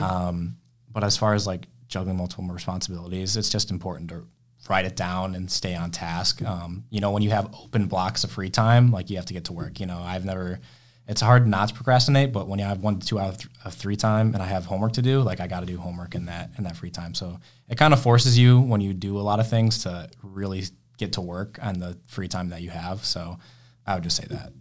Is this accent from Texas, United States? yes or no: no; Rochester, New York, United States; I'm from Rochester originally